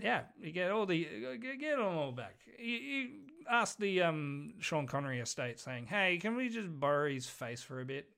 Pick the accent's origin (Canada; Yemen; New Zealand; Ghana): New Zealand; I'm Kiwi.